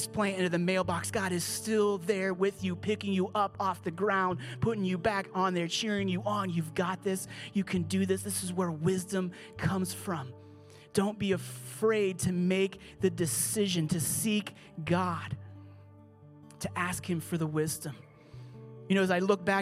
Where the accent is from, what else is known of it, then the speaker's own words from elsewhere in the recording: Pittsburgh, Pennsylvania, United States; I grew up here. I'm from Pittsburgh.